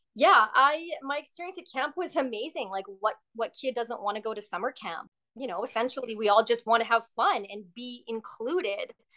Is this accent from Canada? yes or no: yes; Surrey, British Columbia, Canada; also born or lived in Burnaby, British Columbia; now in Vancouver, Canada; I was born in Burnaby, BC, and grew up in Surrey with my brother Marco